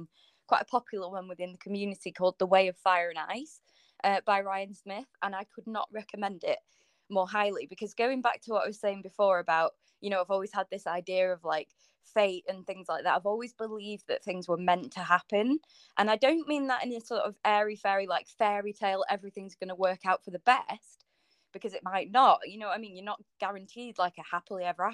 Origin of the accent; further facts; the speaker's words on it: North West England, United Kingdom; I was born in the Northwest